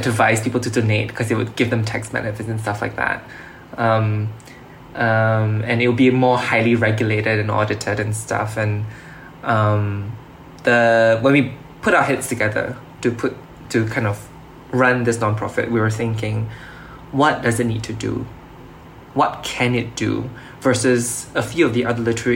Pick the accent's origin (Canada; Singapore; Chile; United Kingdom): Singapore; being a Singaporean